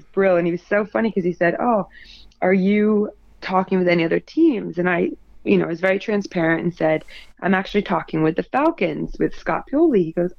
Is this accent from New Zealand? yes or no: no; United Kingdom; Being female, being British, all of that good stuff goes towards it.